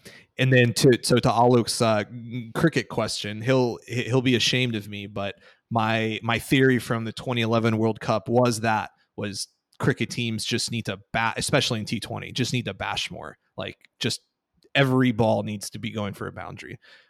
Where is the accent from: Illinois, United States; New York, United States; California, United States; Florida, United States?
Florida, United States; Miami; I'm from Miami, I'm a Heat fan.